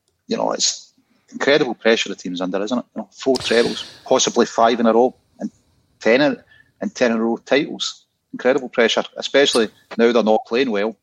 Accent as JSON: {"language": "English", "town": "Cambuslang", "region": "Scotland", "country": "United Kingdom", "lives_now": "Rutherglen, United Kingdom", "said": "I'm actually from Whitleyburn. I just stay in Ruggie"}